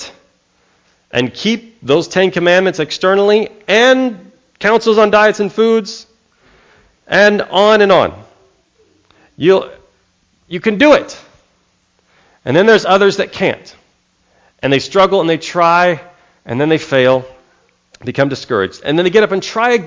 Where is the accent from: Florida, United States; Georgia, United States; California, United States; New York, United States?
California, United States; also born or lived in Texas; When people heard I was from California